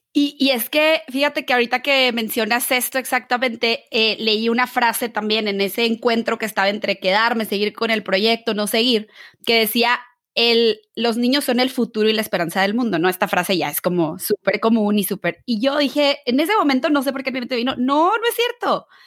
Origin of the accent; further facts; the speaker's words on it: Mexico; tú y yo que somos mexicanas